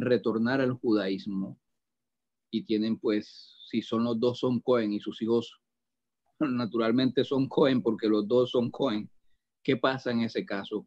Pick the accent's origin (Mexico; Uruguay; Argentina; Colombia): Colombia; Atlantic coast of Colombia, Caribbean Region; de la región de donde yo vengo, en Colombia, que es en la costa atlántica